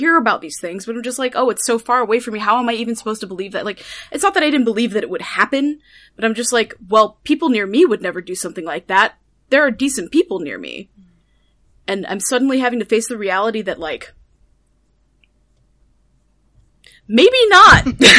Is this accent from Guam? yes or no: yes; Guam; moved away; also born or lived in Las Vegas, United States / Los Angeles, United States; So, I'm from the West Coast. And this sounds a little random, but I promise it's not. I grew up in Guam, and then moved around a lot because my dad was military, and we ended up living in Las Vegas.